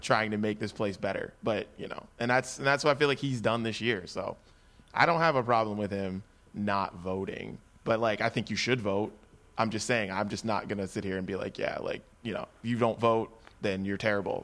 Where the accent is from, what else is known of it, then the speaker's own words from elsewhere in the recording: West Virginia, United States; I'm from West Virginia